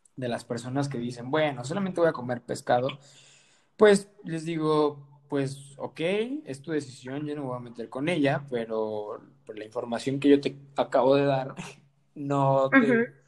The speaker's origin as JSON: {"language": "Spanish", "country": "Mexico"}